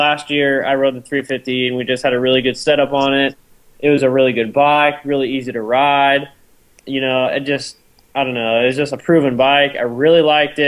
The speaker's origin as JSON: {"language": "English", "region": "Arizona", "country": "United States", "said": "I'm from Arizona"}